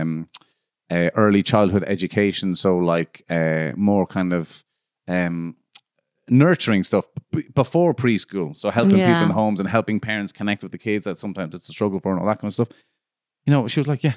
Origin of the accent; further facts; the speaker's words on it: Ireland; moved away; I'm from Ireland, but I don't fucking live there